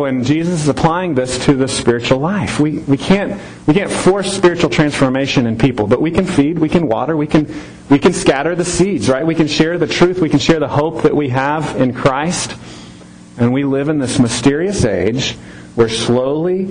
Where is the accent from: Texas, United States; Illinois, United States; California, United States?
Texas, United States; Temple; moved away as an adult; now in Harker Heights, United States; We've lived in Harker Heights for 5.5 years now, but we're from Temple